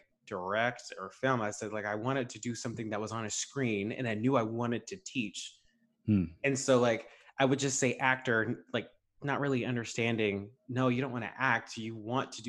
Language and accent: English; Stockbridge, Georgia, United States; I'm from Stockbridge, McDonough, Atlanta area